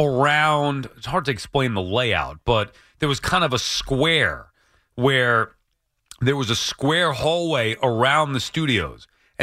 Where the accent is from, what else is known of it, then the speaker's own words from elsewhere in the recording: New York City, New York, United States; the part of the newsroom that I grew up in Astoria.